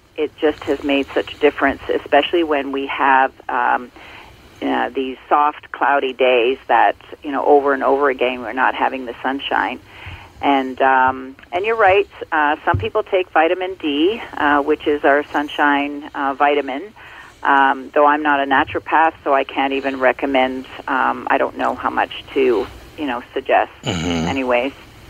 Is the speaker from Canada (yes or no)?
yes; Ontario, Canada; born or raised there